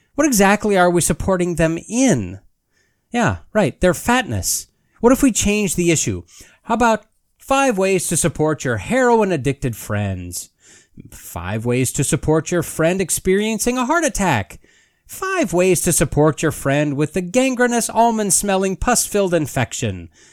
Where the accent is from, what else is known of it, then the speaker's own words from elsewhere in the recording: United States; as an American and a human